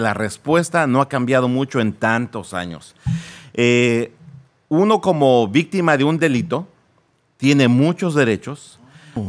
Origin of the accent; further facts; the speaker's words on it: Naucalpan, State of Mexico, Mexico; first language Spanish; moved away as an adult; now in United States; ahí nací en lo que es el Estado de México. Eh, crecí ahí en, en, esa zona de Naucalpan